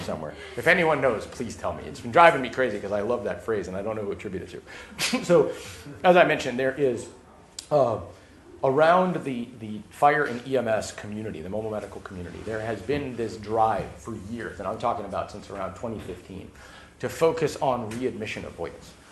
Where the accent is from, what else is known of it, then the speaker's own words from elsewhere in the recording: Los Angeles, California, United States; I grew up in Los Angeles